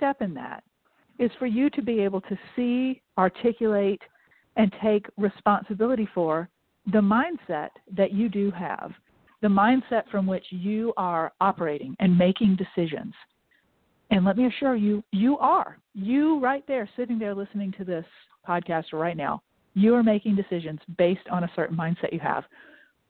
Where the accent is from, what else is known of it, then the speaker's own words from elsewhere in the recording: Augusta, Georgia, United States; moved away as an adult; I grew up in Augusta, Georgia